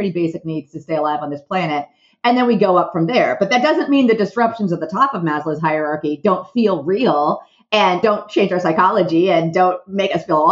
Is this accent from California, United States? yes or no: yes; Southern California, United States; I am from Southern California